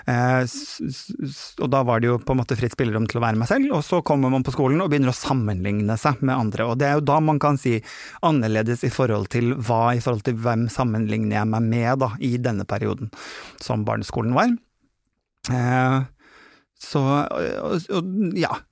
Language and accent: Norwegian; Bodø, Nordland, Norway; born there; also born or lived in Harstad / Kristiansund; Jeg er jo født nordpå. Jeg er født i Bodø. Hatt eh, sterke, sterke, relasjoner til familien min som er på Kjerringøy, som er utenfor Bodø.